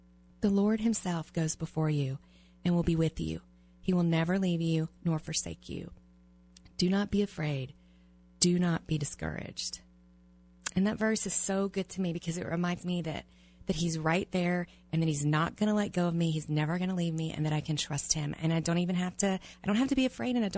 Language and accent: English; the South, United States; moved away; I was raised in the South